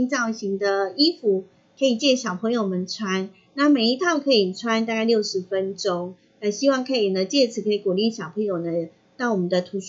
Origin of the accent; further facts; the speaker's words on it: Hualien County, Taiwan; 因为萧敬腾是我们花莲人，